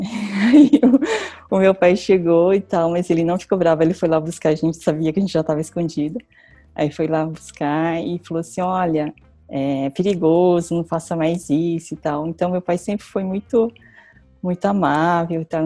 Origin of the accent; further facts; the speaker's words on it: Santo Anastácio, São Paulo, Brazil; eu nasci no interior de São Paulo, Santo Anastácio, uma cidade bem pequena, e eu morava no sítio